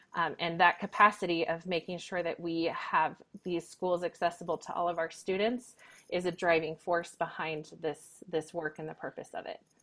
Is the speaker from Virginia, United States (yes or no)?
no; Northern Nevada, United States; moved away as an adult; also born or lived in Texas / France; now in Reno, United States; I was actually born and raised in Northern Nevada